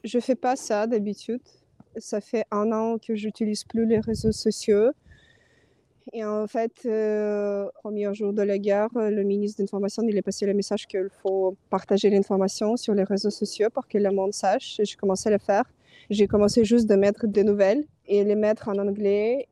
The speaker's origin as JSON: {"language": "French", "region": "Kyiv", "country": "Ukraine", "tie": "born or raised there", "also_born_or_lived": "Paris, France", "second_language": "French", "moved": "as an adult", "said": "je suis ukrainienne, j'étais née à Kiev. Euh, j'ai vécu et je fais mes études à Paris et ça fait deux ans que je suis retournée en Ukraine, à Kiev."}